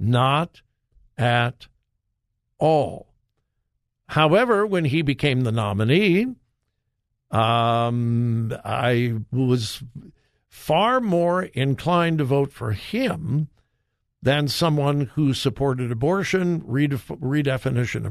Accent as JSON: {"language": "English", "region": "California", "country": "United States", "tie": "born or raised there", "moved": "yes", "said": "my home state"}